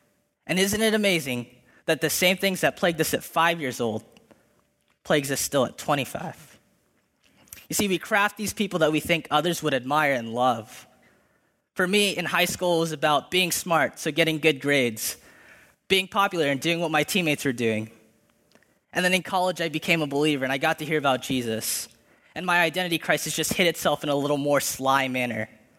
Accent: Philippines; I'm Filipino, and the list could go on.

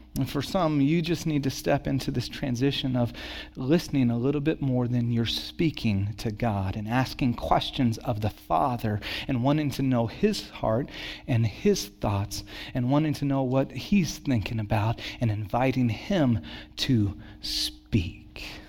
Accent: Santa Cruz, California, United States; also born or lived in Dallas, Texas; when I was nine, we moved from Santa Cruz to, or from Dallas to Santa Cruz

